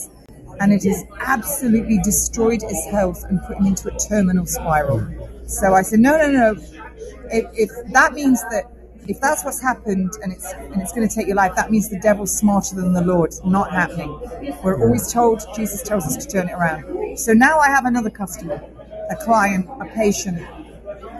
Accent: United Kingdom; I am a Brit

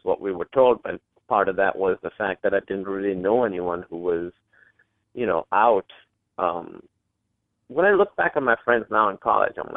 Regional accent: Pakistan; me being Pakistani or being from Pakistan

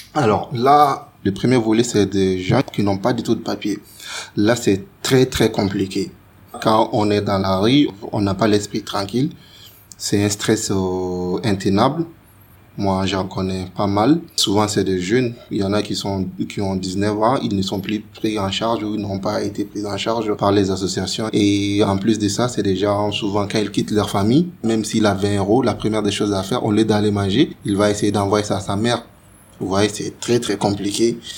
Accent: Mali; moved away as an adult; now in France; quand on a quitté le Mali

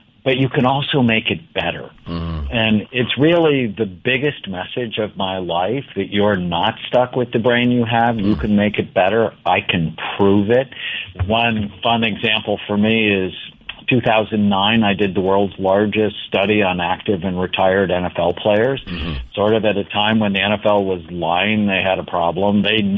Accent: California, United States; So I grew up in Southern California. I'm one of seven children.

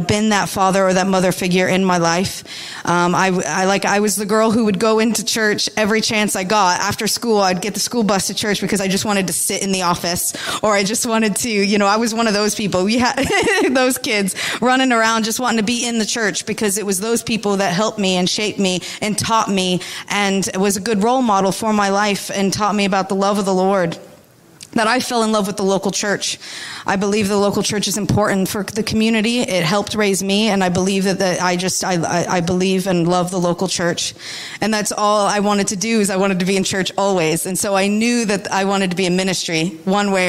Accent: United States; moved away; I'm from America, if you could tell by my accent

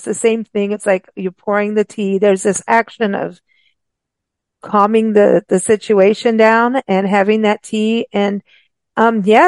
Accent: South Africa; we grew up with rooibos in South Africa

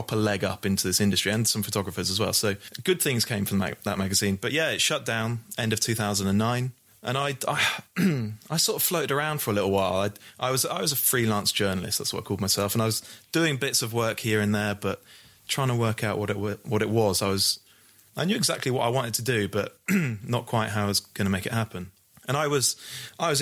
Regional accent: Bristol, South West England, United Kingdom; I'm a Bristol boy. I'm from Bristol.

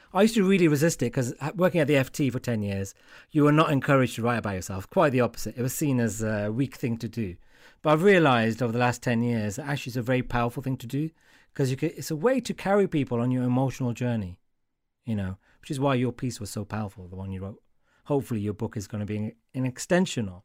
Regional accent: Wolverhampton, West Midlands, United Kingdom; I'm from Wolverhampton. I know these people.

